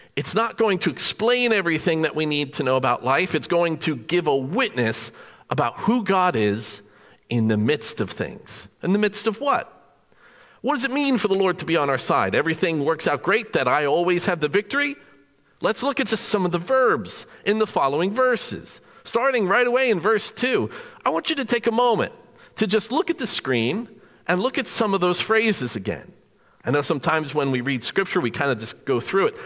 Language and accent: English; New Jersey, United States; Being born and raised in New Jersey